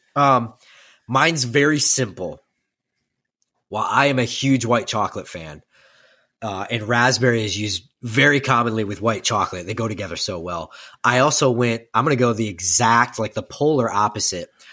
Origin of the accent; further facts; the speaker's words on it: Midwest, United States; we are from the Midwest